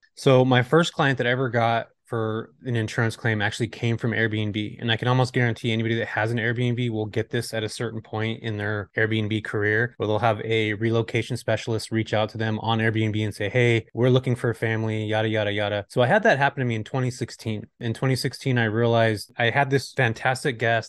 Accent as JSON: {"language": "English", "region": "California", "country": "United States", "said": "I'm from California"}